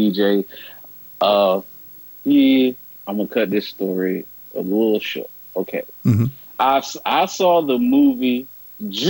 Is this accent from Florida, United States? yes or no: no; Norfolk, Virginia, United States; moved away; in my hometown, Norfolk, Virginia